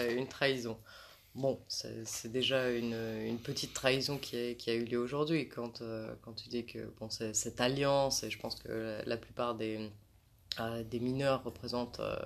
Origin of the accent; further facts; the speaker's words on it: France; en tant que française